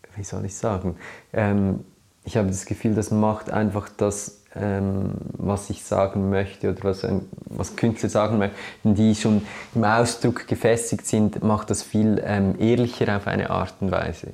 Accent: Switzerland; was ich bin oder äh, als Schweizer

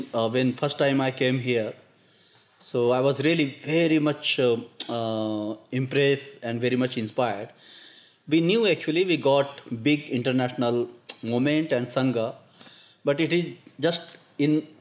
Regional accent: India; being Indian, working in Indian situation

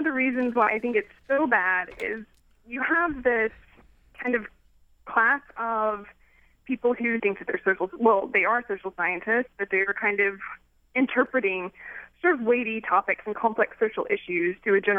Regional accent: Knoxville, Tennessee, United States; moved away as an adult; now in Staunton, United States; I'm from East Tennessee, from Knoxville

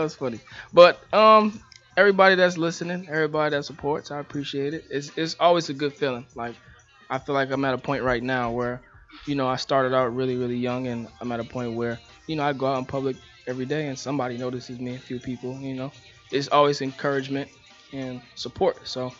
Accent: Boston, Massachusetts, United States; I'm from Dorchester. I graduated from the Burke High School.

